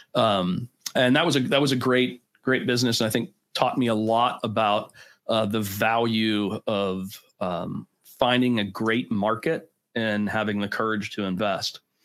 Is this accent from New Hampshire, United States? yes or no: no; Pittsburgh, Pennsylvania, United States; born and bred in Pittsburgh